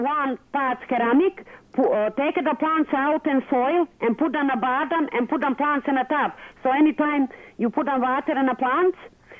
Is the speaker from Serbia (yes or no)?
yes; Serbia; now in Etobicoke, Canada; I am from Serbia. I've been living in Canada a long time.